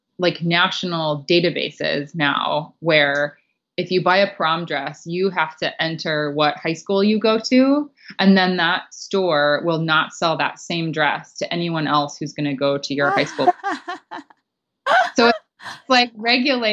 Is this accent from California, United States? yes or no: yes; California, United States; I grew up in California and no one wears suits in California